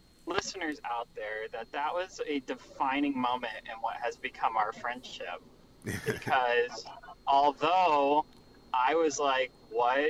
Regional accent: United States; I grew up in America

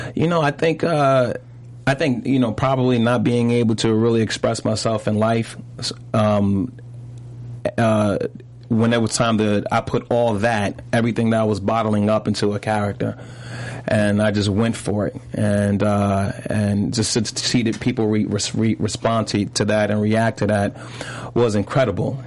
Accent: New York City, New York, United States; also born or lived in Brooklyn / Harlem; I also grew up in Harlem. I always say I always say I'm from Brooklyn, Brooklyn and Harlem, because uh-huh. I moved to Harlem when I was 12

